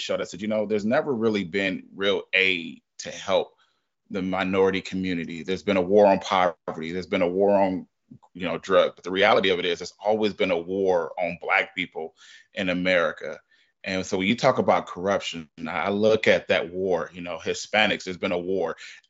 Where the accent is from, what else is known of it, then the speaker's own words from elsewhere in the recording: California, United States; I grew up in that. You know, I grew up in California. I watched the crack epidemic.